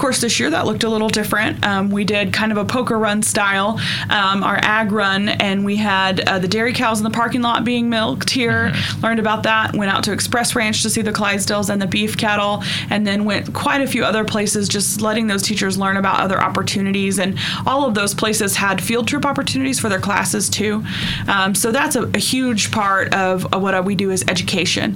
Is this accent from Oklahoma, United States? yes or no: yes; Northeast Oklahoma, United States; Grew up in Northeast Oklahoma